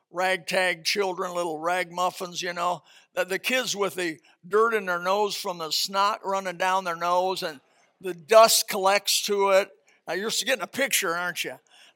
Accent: Indiana, United States; I came from Indiana, trailer trash.

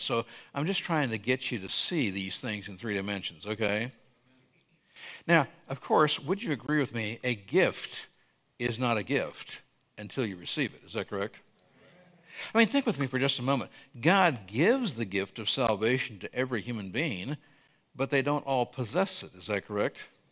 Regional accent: Scotland, United Kingdom; also born or lived in Brazil; I'm Scottish.

